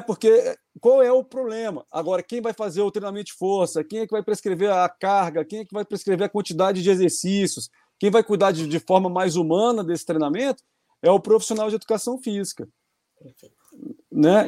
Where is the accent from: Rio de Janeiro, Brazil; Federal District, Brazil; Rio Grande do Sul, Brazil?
Federal District, Brazil; Brasília; eu sou de Brasília